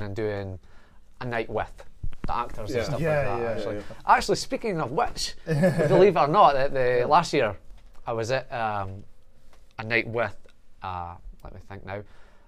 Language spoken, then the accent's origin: English; Scotland, United Kingdom; we're all from Scotland